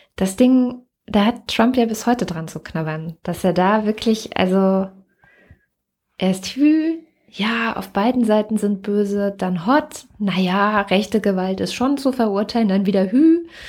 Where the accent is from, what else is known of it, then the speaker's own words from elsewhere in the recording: Wittenberg, Saxony-Anhalt, Germany; Ich bin ja in Wittenberg geboren, in Lutherstadt, Lutherstadt Wittenberg